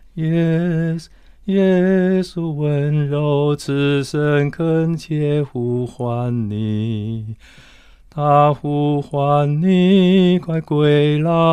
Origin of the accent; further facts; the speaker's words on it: Tainan, Taiwan; now in Taipei, Taiwan; 南部，我是在台南市长大的